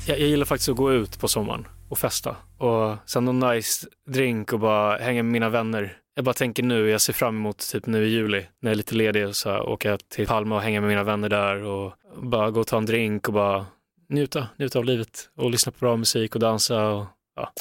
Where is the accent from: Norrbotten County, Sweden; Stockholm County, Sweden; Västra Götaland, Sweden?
Stockholm County, Sweden; Stockholm; jag är från Stockholm